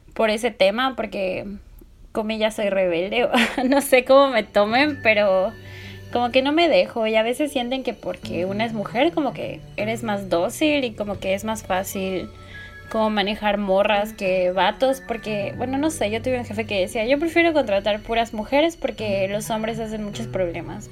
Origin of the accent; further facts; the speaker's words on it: Puebla, Mexico; moved away as an adult; now in Mérida, Mexico; yo me fui de Puebla porque toda mi vida vivía allí, así desde chiquita